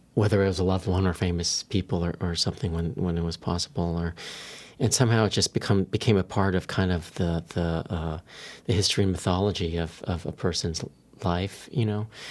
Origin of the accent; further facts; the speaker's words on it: San Diego, California, United States; I grew up in San Diego